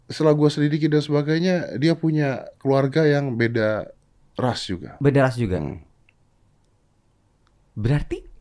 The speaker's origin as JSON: {"language": "Indonesian", "town": "Banjarmasin", "region": "South Kalimantan", "country": "Indonesia", "said": "gue dari Banjarmasin gue"}